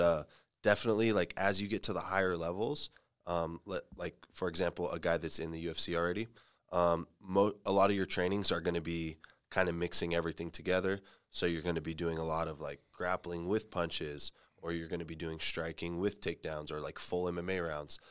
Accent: Fresno, California, United States; moved away as an adult; now in San Jose, United States; I grew up in Fresno and, um, I started my M M A and jiu-jitsu experience there

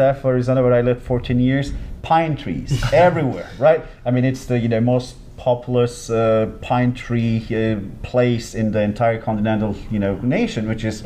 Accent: Antalya, Turkey; moved away as an adult; now in Sacramento, United States; my hometown. It's just right by the beach. My parents' house is just two blocks away from the Mediterranean

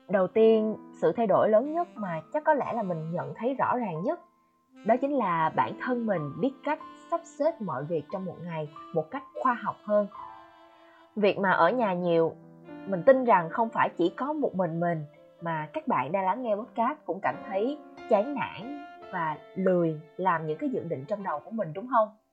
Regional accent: Quang Ngai, Vietnam; moved away as an adult; also born or lived in Ho Chi Minh City, Vietnam; mình đã về Quảng Ngãi, quê của mình cũng hơn 3 tháng rồi

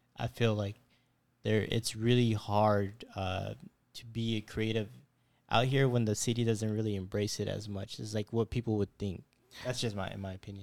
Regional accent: Fresno, California, United States; moved away; I'm not a local myself. I'm from Fresno.

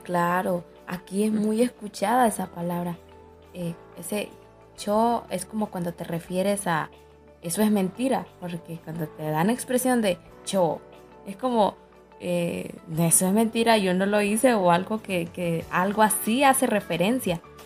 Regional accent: Jesús de Otoro, Intibucá, Honduras; moved away as an adult; now in La Esperanza, Honduras; Soy eh, originaria de Jesús de Otoro

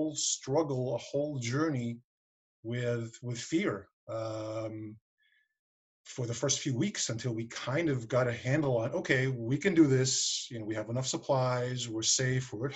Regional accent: New York City, New York, United States; also born or lived in Westchester County, New York; I was raised in Queens, so I actually lived in the city proper, but then I moved out here about 5 years ago

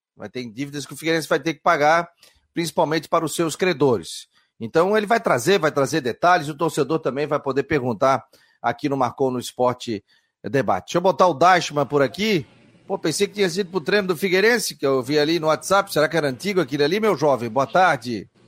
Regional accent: Florianópolis, Santa Catarina, Brazil; eu nasci na Carlos Correia

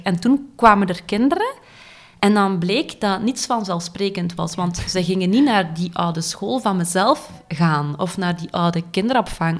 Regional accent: Dendermonde, Flanders, Belgium; moved away as an adult; now in Ghent, Belgium; ik ben afkomstig van Dendermonde

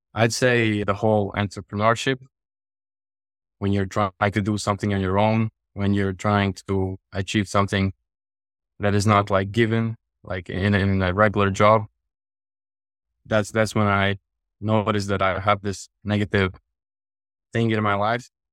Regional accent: Latvia; I'm from Europe, from Latvia.

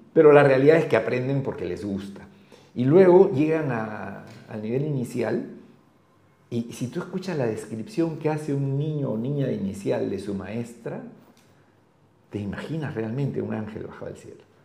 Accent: Lima, Peru; Yo soy de Lima

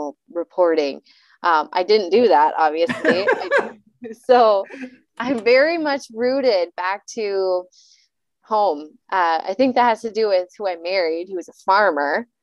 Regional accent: Hermantown, Minnesota, United States; I am local to the Duluth area, but I grew up in Hermantown and Friedenburg

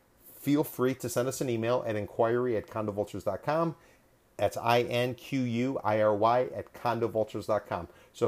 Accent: Chicago, Illinois, United States; I'm a Midwesterner as well, originally from Chicago.

